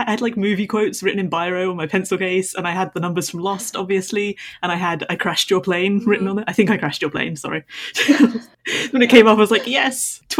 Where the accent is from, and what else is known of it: southern England, United Kingdom; accent: southern British, received English